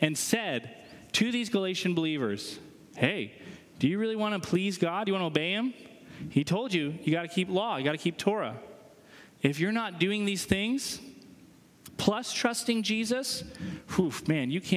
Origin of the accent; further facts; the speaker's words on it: New Hampshire, United States; moved away; I'm from New Hampshire